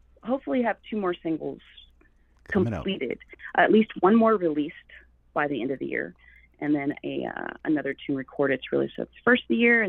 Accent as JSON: {"language": "English", "town": "Okemah", "region": "Oklahoma", "country": "United States", "tie": "born or raised there", "moved": "as an adult", "lives_now": "Burbank, United States", "said": "I grew up in Okemah, Oklahoma. Born and raised there."}